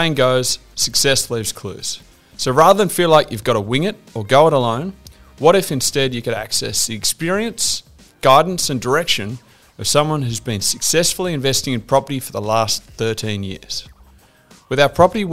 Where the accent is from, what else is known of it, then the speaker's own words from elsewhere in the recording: Melbourne, Victoria, Australia; growing up in Melbourne